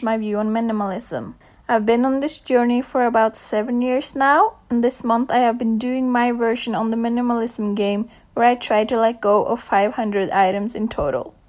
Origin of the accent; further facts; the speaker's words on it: Norway; I'm from Norway.